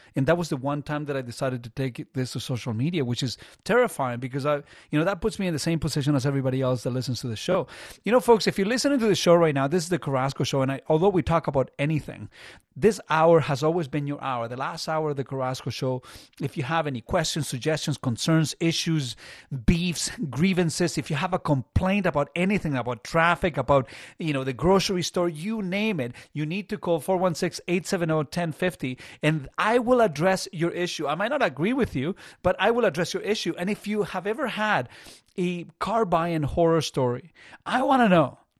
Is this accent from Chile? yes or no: yes; Chile; now in Burlington, Canada; there wasn't a lot of money growing up in Chile.